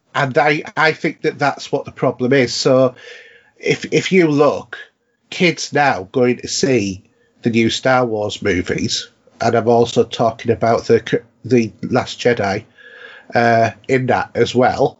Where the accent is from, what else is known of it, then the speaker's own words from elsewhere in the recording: Yorkshire and the Humber, United Kingdom; we have a saying in North Yorkshire that, you know, as a Yorkshireman